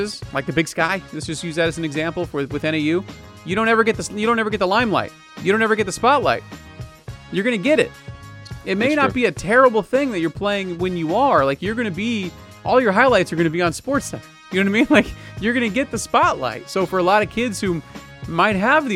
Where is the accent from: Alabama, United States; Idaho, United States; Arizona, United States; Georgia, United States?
Arizona, United States; Phoenix; I was born and raised in Phoenix, Arizona